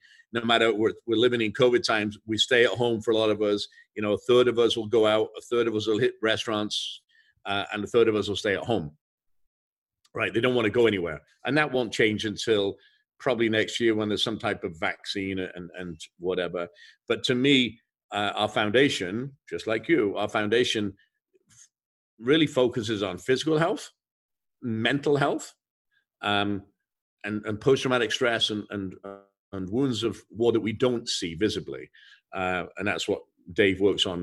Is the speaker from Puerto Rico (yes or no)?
no; England, United Kingdom; moved away; I grew up in England